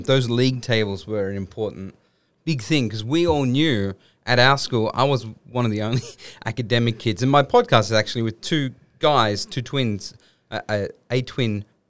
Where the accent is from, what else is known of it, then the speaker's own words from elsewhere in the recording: Sydney, New South Wales, Australia; I was born in Blacktown Hospital in the western suburbs of Sydney, mm-hmm. and then grew up in a suburb called St Clair